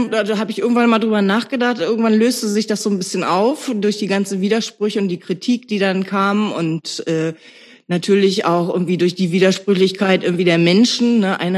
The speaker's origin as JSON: {"language": "German", "town": "Nörten-Hardenberg", "region": "Lower Saxony", "country": "Germany", "tie": "born or raised there", "said": "Äh, ich bin in Nörden-Hardenberg aufgewachsen."}